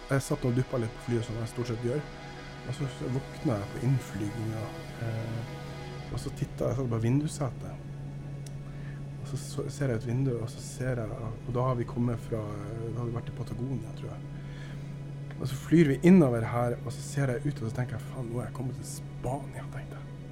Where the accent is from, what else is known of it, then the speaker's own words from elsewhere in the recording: Skudeneshavn, Rogaland, Norway; now in Bergen, Norway; Jeg er fra Karmøy nå. Skudeneshavn.